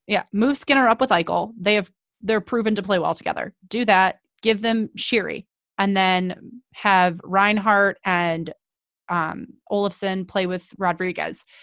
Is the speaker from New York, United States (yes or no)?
no; Cleveland, Ohio, United States; moved away; I'm from Cleveland originally